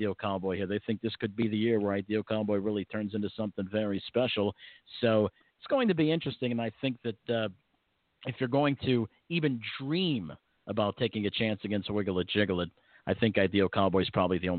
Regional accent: New York, United States; But, you know, growing up in the New York area, of course, you know, Roosevelt Raceway, of course, the racetracks out in Philadelphia here with Liberty Bell.

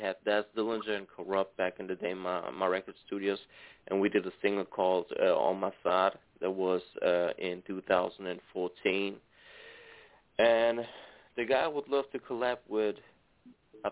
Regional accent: Germany; I'm an Italian born and raised in Germany

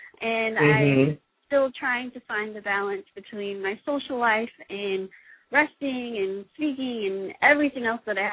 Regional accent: Austin, Texas, United States; The school I go to is 20 minutes away from Austin, my hometown, in my parents' house

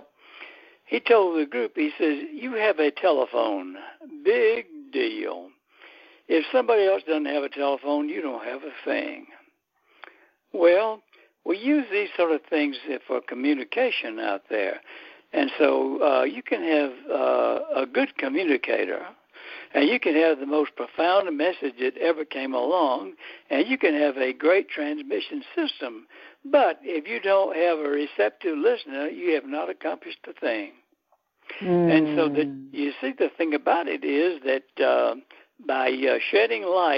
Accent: Athens, Georgia, United States; when I was growing up in Athens, Georgia

